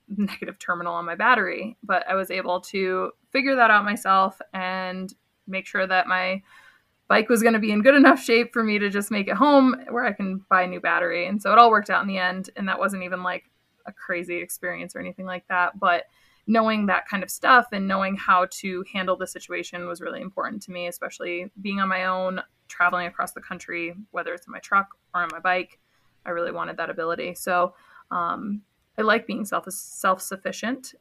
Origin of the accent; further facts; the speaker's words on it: between Binghamton and Syracuse, upstate New York, United States; moved away as an adult; also born or lived in Black Hills, South Dakota; now in South Dakota, United States; I grew up in upstate New York, a small town between Binghamton and Syracuse.